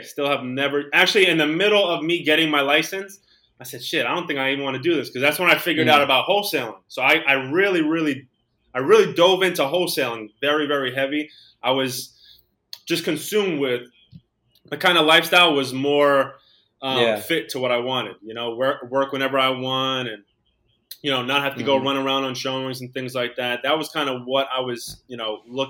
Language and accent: English; New York City, New York, United States; I'm from Queens, New York. I'm still here. I was born here.